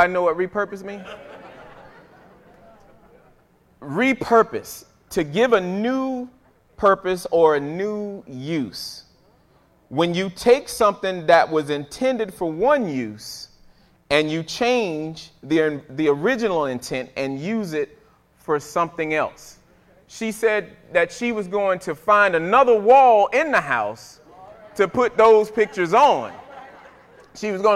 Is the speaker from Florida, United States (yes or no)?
yes; Fort Pierce, Florida, United States; When I was growing up in Fort Pierce, Florida, little boy